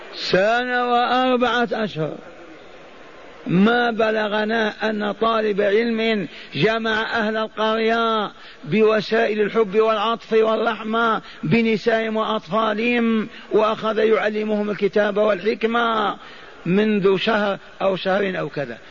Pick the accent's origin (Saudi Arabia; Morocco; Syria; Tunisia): Saudi Arabia; Hejaz; قبيلة حرب عندنا في الحجاز